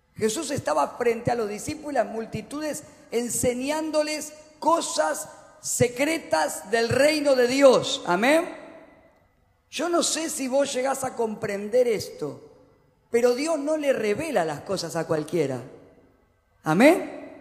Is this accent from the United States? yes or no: no; Argentina; como los argentinos